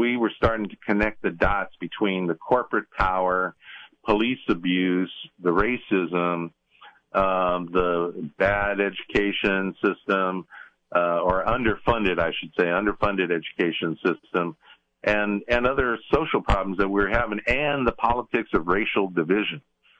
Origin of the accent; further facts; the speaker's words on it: Richmond, California, United States; growing up in Richmond, you know, it has always had a reputation as a tough working class kind of place. When I was a child, it was a predominantly Euro-American city with a bunch of tough white boys, right?